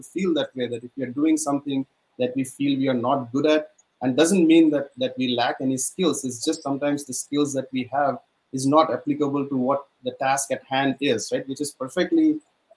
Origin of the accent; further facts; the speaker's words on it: India; moved away as an adult; growing up in India